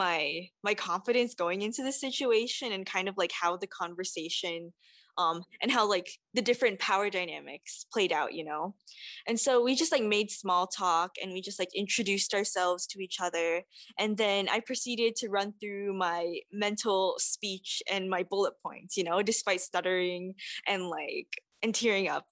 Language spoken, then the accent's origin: English; Saipan, Northern Mariana Islands; moved away as an adult; now in Evanston, United States; As a Japanese Filipina immigrant and who was born and raised in the Mariana Islands, I feel like I try to navigate with identifying being rooted in Saipan, my home